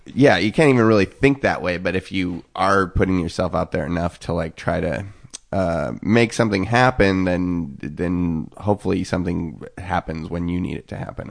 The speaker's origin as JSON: {"language": "English", "region": "Eastern Washington", "country": "United States", "tie": "born or raised there", "also_born_or_lived": "Seattle", "moved": "yes", "lives_now": "Los Angeles, United States", "said": "growing up in Eastern Washington"}